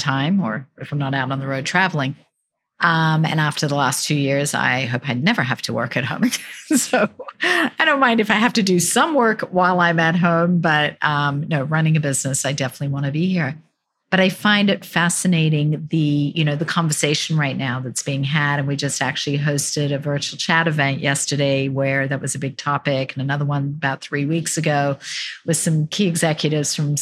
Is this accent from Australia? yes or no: yes; Australia; now in United States; I'm from Australia